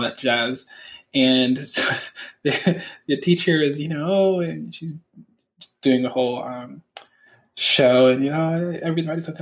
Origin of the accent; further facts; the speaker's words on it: Los Angeles, California, United States; also born or lived in Michigan / Louisville, Kentucky; so I grew up in Hollywood, California.